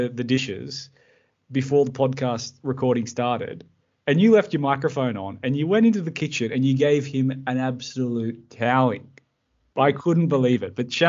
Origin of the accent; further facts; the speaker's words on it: Emerald Beach, New South Wales, Australia; we were like growing up in Emerald Beach, small town, everyone knew everyone